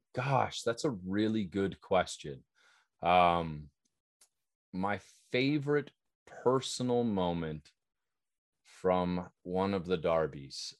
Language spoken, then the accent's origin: English; Southern California, United States; growing up in Southern California